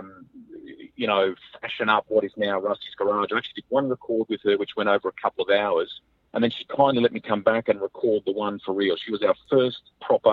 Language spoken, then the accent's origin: English; Australia; now in New Zealand; I'm an Aussie at heart